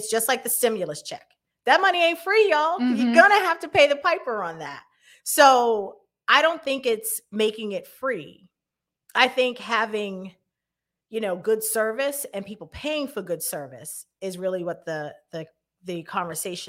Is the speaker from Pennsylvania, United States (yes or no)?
no; Boston, Massachusetts, United States; I grew up in Hyde Park. I grew up right on Ready Avenue.